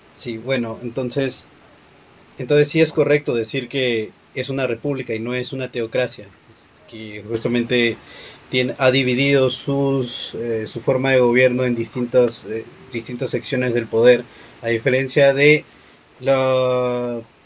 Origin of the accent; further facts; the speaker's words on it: Lima, Peru; yo soy de Lima, en Perú